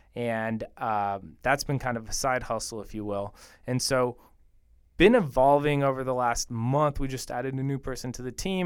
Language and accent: English; Bogota, Bogotá Capital District, Colombia; born or raised there; moved away